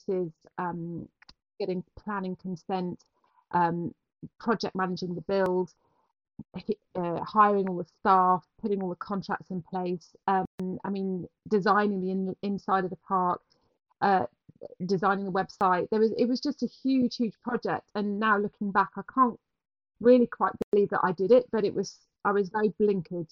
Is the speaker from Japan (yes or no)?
no; Herefordshire, West Midlands, United Kingdom; moved away as an adult; also born or lived in London / New York; I grew up in Herefordshire